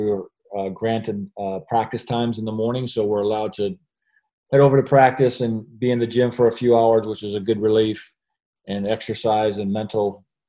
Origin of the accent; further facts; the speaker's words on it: United States; moved away as an adult; now in Perth, Australia; as an American